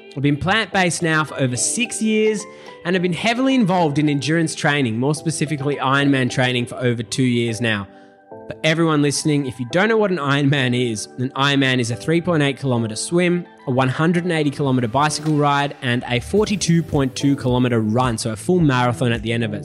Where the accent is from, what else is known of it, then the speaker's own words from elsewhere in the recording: Melbourne, Victoria, Australia; moved away as an adult; now in Gold Coast, Australia; I was born and raised in Melbourne